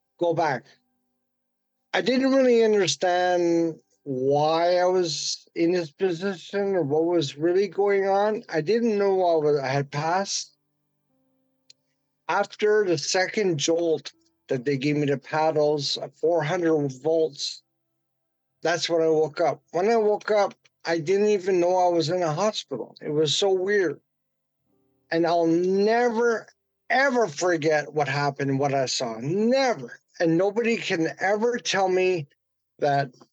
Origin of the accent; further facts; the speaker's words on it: Vancouver, British Columbia, Canada; I'm from Vancouver, British Columbia, on the west coast of Canada